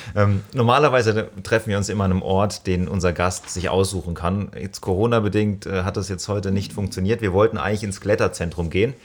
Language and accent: German; Rhineland-Palatinate, Germany; now in Stuttgart, Germany; ich bin in der Pfalz aufgewachsen